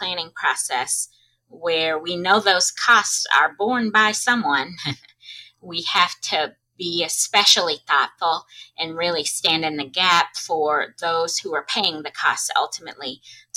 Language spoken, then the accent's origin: English; Arkansas, United States; in Arkansas, my home state